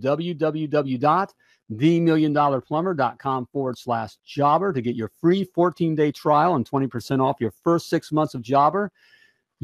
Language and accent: English; United States; I'm an American